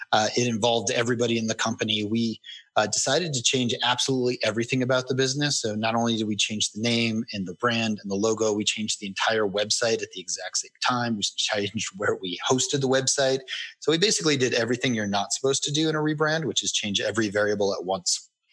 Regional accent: Colorado, United States; I moved back to my hometown in Colorado

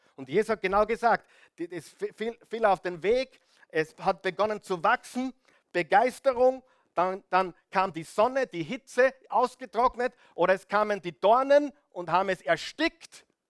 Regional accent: Austria; ich bin da am Land aufgewachsen

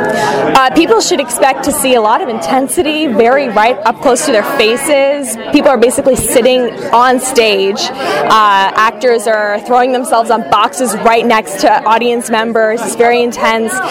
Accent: Los Angeles, California, United States; also born or lived in Minnesota; I grew up in Los Angeles

